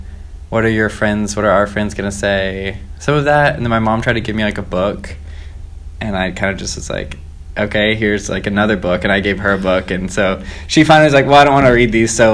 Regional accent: Myrtle Beach, South Carolina, United States; I'm from South Carolina.

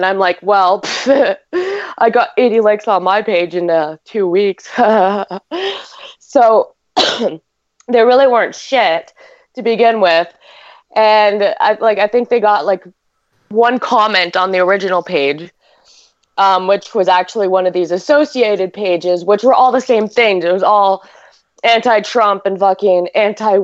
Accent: Canada; I'm Canadian

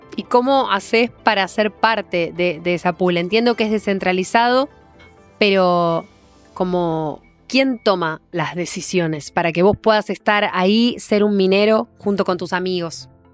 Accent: Argentina; argentinos, argentinas

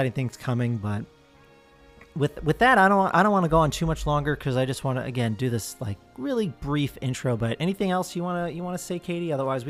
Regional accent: New Jersey, United States; I'm from New Jersey.

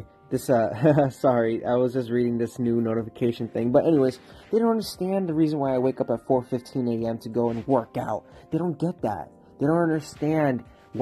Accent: Florida, United States; moved away as an adult; now in Pittsburgh, United States; It's been 10 months, but I'm from Florida. You know, I came to this city

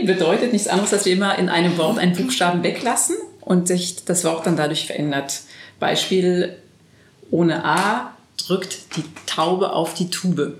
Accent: France; moved away; als Französin

